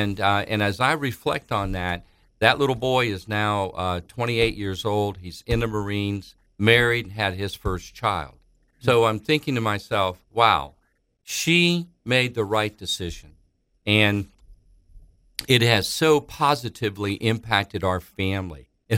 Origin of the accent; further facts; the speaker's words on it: Thessaloniki, Central Macedonia, Greece; We're from Greece. They and myself were born in a little city in Greece named Thessaloniki, or Thessalonians. We're Thessalonian Greek Jews.